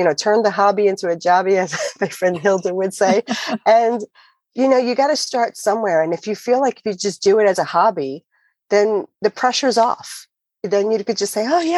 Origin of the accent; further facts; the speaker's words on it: New York, United States; moved away; I'm from New York originally